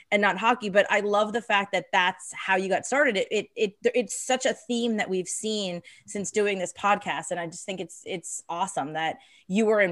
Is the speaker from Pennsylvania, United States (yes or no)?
yes; the Poconos, Pennsylvania, United States; now in Philadelphia, United States; I grew up in near the Poconos, which is about an hour and a half out. I live in Center City now